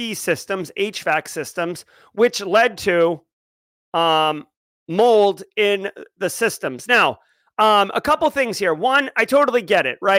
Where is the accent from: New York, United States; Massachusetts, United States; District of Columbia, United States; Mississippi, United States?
Massachusetts, United States; I grew up in Massachusetts